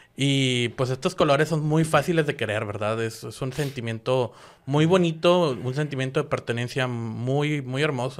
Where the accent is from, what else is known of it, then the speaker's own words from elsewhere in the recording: Guadalupe, Nuevo León, Mexico; nací en Guadalupe, Nuevo León